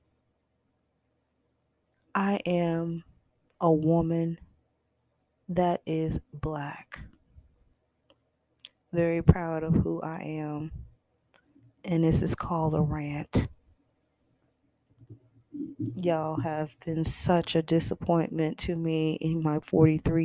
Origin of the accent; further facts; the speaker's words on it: Texas, United States; I am from Texas